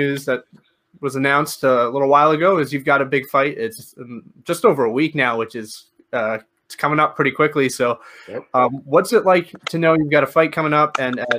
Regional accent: Canada; being Canadian

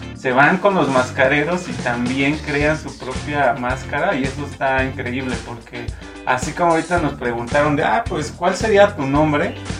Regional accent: Mexico; nuestro país

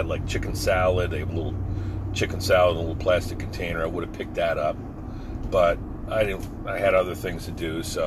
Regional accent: New Jersey, United States; moved away; I'm from Jersey.

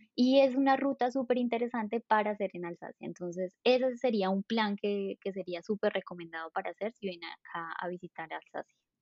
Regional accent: Colombia; moved away as an adult; also born or lived in southern France; now in Strasbourg, France; soy colombiana. Hace cinco años que estoy en Francia

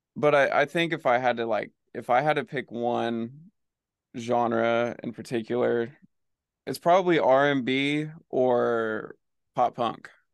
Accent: Oklahoma, United States; moved away as an adult; now in Los Angeles, United States; I'm from Oklahoma.

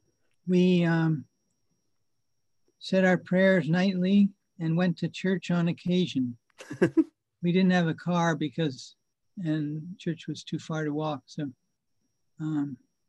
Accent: Rye, New York, United States; I grew up in a town, it's a suburb of New York City called Rye, New York.

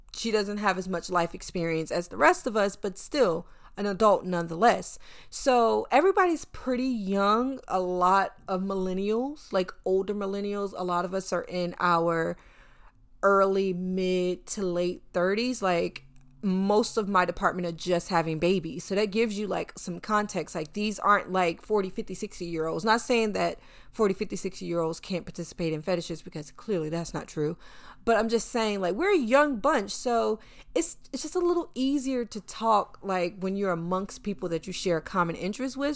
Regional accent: North Carolina, United States; now in New York City, United States; I am a Southerner. I grew up in North Carolina

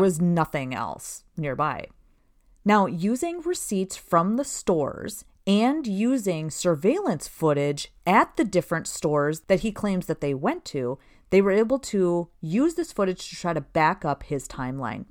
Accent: Princeton, Minnesota, United States; I grew up in Princeton, Minnesota

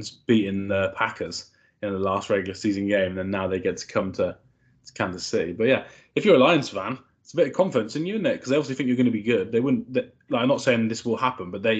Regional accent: United Kingdom; as a British fan

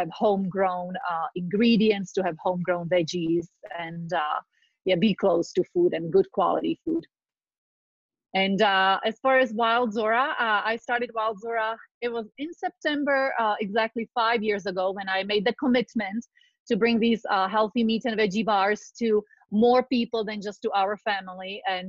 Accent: Czechia; born there; So I was born in Czechoslovakia during deep communism, just starting on a light note. But what I want to say that I come from farming families.

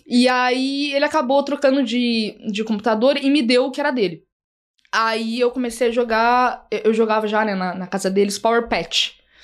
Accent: Porto Alegre, Rio Grande do Sul, Brazil; moved away as an adult; now in São Paulo, Brazil; quando eu ainda morava lá em Porto Alegre, no Rio Grande do Sul, eu não sou aqui de São Paulo

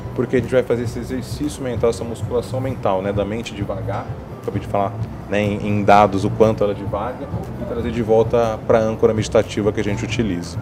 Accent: Araçatuba, São Paulo, Brazil; moved away as an adult; now in São Paulo, Brazil; Eu sou do interior aqui de São Paulo, sou de Araçatuba

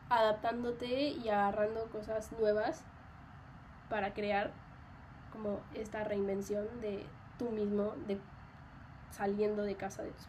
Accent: Mexico; mi acento se modificó. O sea, yo nunca, creo que yo nunca había tenido como un acento muy marcado en México

